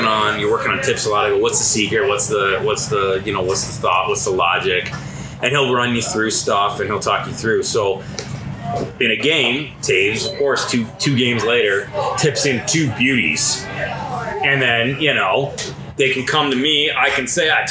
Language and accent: English; Plymouth, Michigan, United States; I grew up in Detroit, played hockey in Detroit until I was 15